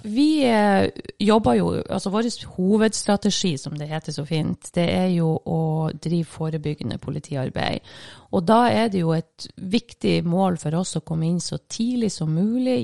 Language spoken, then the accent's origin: Norwegian; Bodø, Nordland, Norway; Jeg kommer ifra Bodø. Fra Rønvika i Bodø.